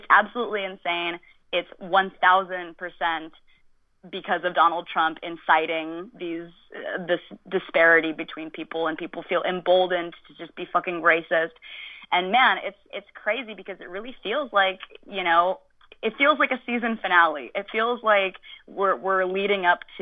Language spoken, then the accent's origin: English; United States; speaking as an American, I was raised